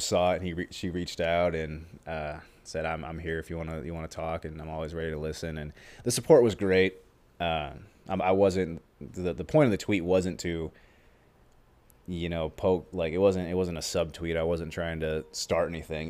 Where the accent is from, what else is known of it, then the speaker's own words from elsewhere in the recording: Omaha, Nebraska, United States; we're from Omaha, specifically the west side of Omaha. And that's where we've grown up. He was, he wasn't born there. I was, I was born there